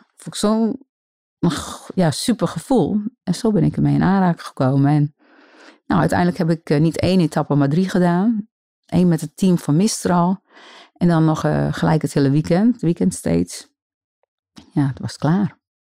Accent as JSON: {"language": "Dutch", "town": "Grou", "region": "Friesland", "country": "Netherlands", "tie": "born or raised there", "said": "ik kom uit Grauw, van een eiland, de Burt. Het is een eiland tussen Grauw en Jennewoord."}